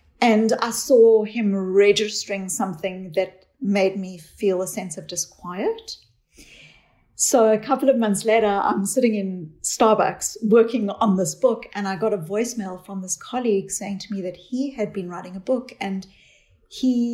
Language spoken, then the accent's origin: English; South Africa; I grew up in South Africa